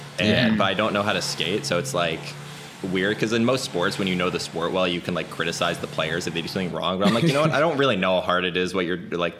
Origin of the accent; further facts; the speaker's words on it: Florida, United States; I'm from Florida